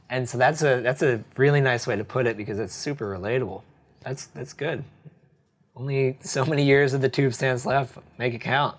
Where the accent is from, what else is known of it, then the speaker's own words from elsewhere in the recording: New Jersey, United States; now in France; I grew up in New Jersey